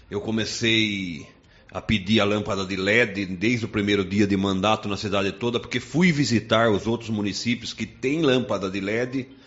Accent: Sorocaba, São Paulo, Brazil; que eu sou sorocabano nato, nasci aqui.

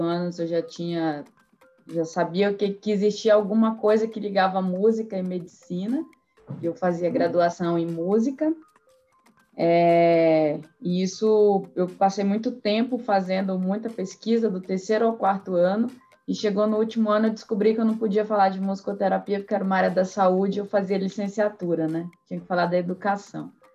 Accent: Santarém, Pará, Brazil; moved away as an adult; now in São Paulo, Brazil; eu sou de Santarém, no Pará, mas já estou aí há sete anos em São Paulo

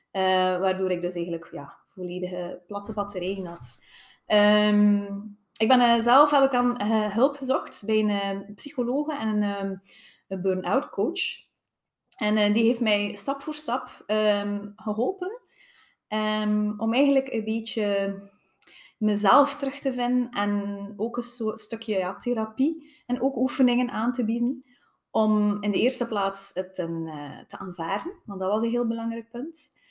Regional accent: Tielt, Flanders, Belgium; Uh, eh, ik ben afkomstig van Tielt.

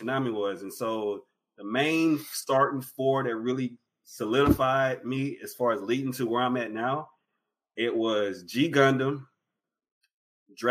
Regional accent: East Texas, United States; also born or lived in Houston, Texas; I was born here in Houston, but I grew up in the backwoods of East Texas. I'm a country boy.

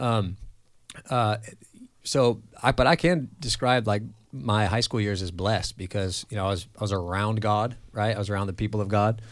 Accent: Central Coast of California, United States; also born or lived in Los Angeles, California; now in Mandeville, Louisiana, United States; I grew up in California, kinda all over the Central Coast of California, and I was born in L

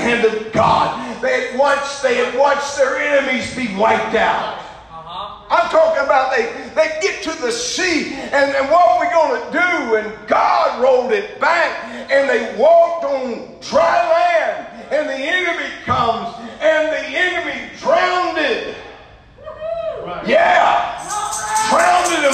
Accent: Louisiana, United States; I'm from Louisiana

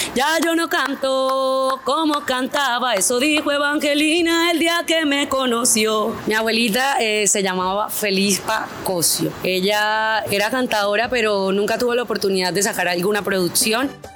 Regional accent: San Pablo, Bolívar, Colombia; nací en San Pablo Sur de Bolívar el 13 de febrero del 1993

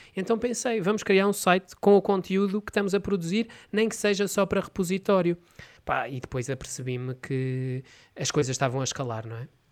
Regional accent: Oliveira do Hospital, Coimbra District, Portugal; da minha terra, Oliveira do Hospital

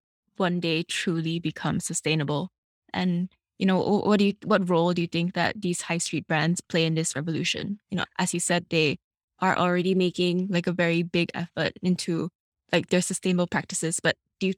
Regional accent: Malaysia; I'm from Malaysia

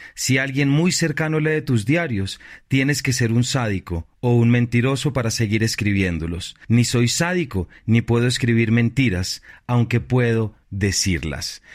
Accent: Colombia; nuestros temas como colombianos

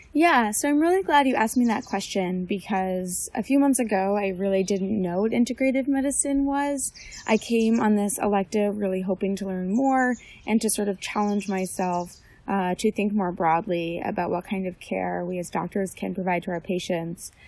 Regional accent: West Orange, New Jersey, United States; I'm from West Orange, New Jersey

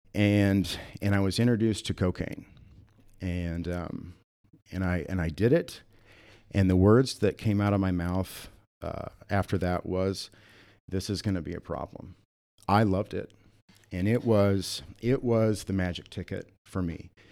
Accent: Sioux Falls, South Dakota, United States; moved away as an adult; also born or lived in Atlanta / Houston, Texas / Austin, Texas / Minneapolis; I grew up here in Sioux Falls

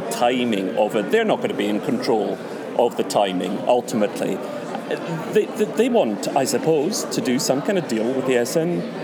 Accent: Scotland, United Kingdom; we want to be both Scottish and also European

